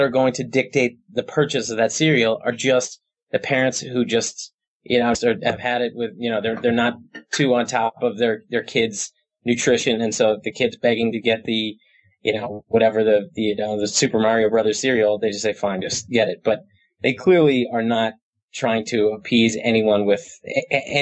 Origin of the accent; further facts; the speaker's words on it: Fair Haven, New Jersey, United States; now in Hoboken, United States; I live in Hoboken. I grew up in Monmouth County, right down next to Red Bank, a town called Fairhaven.